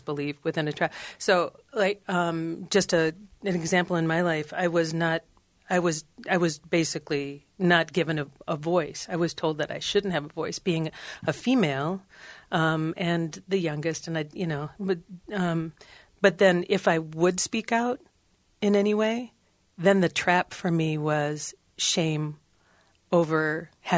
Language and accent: English; Cambridge, Minnesota, United States; I grew up in Cambridge, Minnesota